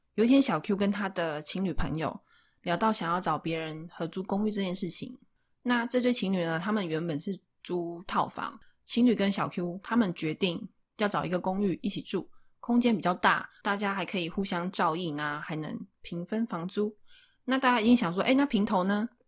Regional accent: Taichung, Taiwan; 因为我是台中人

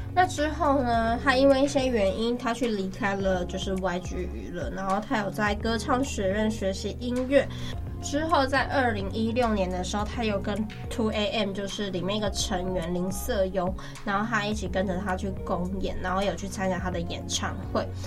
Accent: Taiwan; 我们台湾人

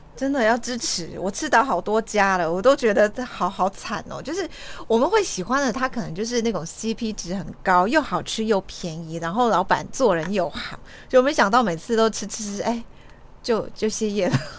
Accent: Kaohsiung, Taiwan; 我们高雄人

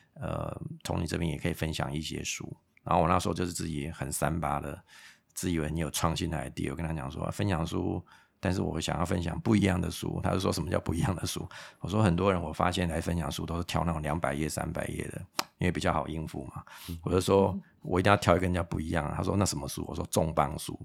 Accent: Taiwan; 身为一个台湾人，因为台湾，百分之八九十都是靠，呃，全世界的贸易嘛

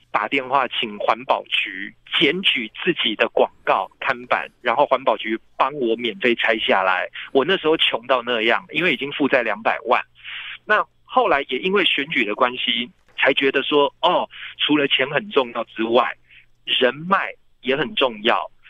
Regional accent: Taipei, Taiwan; 因为我是台北人

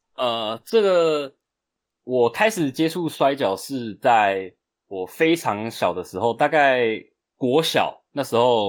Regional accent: Chiayi, Taiwan; moved away as an adult; now in Taipei, Taiwan; 我本身是台湾人台湾人我，嗯。我的父母都是台湾人，我，我在嘉义出生，我其实嘉义出生是从南部出生的，嗯。OK。然后我现在是自己住在台北

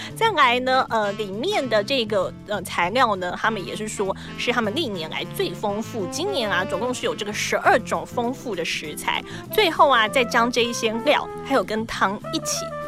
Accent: Taiwan; 我们台湾人的过年

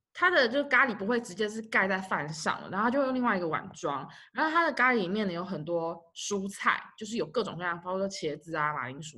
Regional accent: Taipei, Taiwan; 因为我们从小就在那边长大

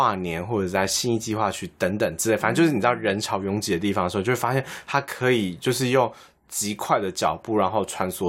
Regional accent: central and southern Taiwan, Taiwan; 当我从呃研究所毕业回到中南部的时候，就觉得哎、诶开始比较习惯性的想要在家里面讲台语。

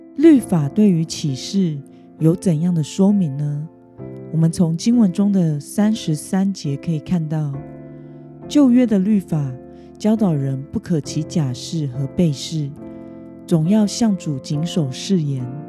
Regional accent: Taiwan; 身为台湾人的我们

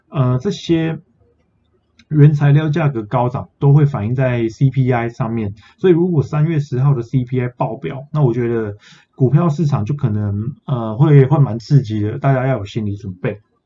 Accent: Taiwan; 我们台湾人

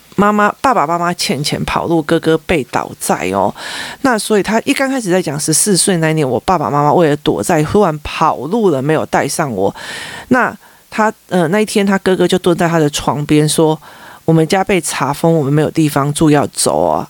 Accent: Taipei, Taiwan; 我是台北市市民，我是台湾的国民，哈，我是台湾人

